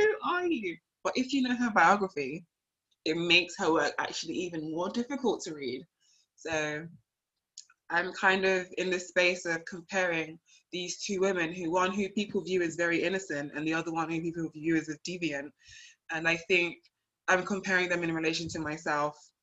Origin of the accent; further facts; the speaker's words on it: United Kingdom; also born or lived in Nigeria; now in Liverpool, United Kingdom; one minute I'm Black British, the next minute I'm British Nigerian